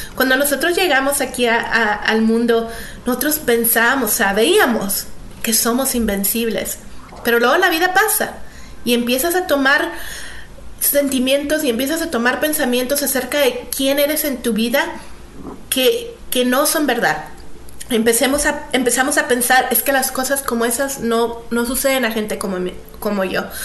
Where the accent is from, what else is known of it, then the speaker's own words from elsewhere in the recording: Mexico; Creciendo en México